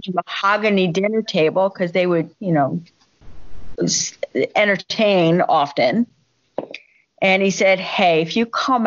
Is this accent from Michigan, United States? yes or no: no; Miami, Florida, United States; now in Washington, United States; born and raised in Miami, Florida